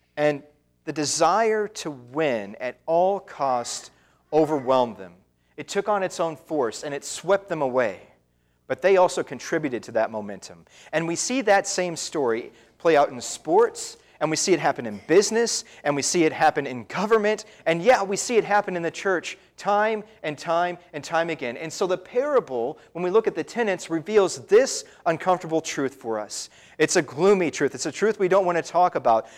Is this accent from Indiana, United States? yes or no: yes; Indiana, United States; moved away as an adult; also born or lived in Wisconsin; my home in Indiana